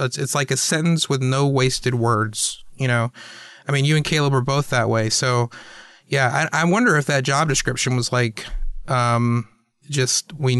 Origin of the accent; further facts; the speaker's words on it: the South, United States; it'll be a memoir about growing up in the South, and it'll be called Sweet Tea and Sweet Jesus.